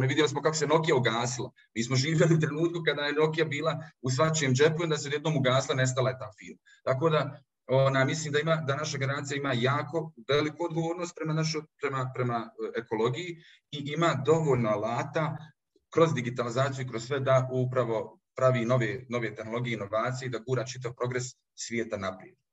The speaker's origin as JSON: {"language": "Croatian", "town": "Zenica", "region": "Federation of Bosnia and Herzegovina", "country": "Bosnia & Herzegovina", "tie": "born or raised there", "said": "pošto sam rođen u Zenici, i odrastao željezara"}